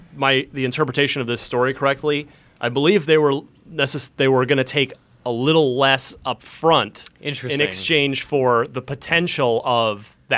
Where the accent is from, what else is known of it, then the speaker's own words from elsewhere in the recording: New Jersey, United States; moved away; also born or lived in Arizona; So, I'm originally from New Jersey.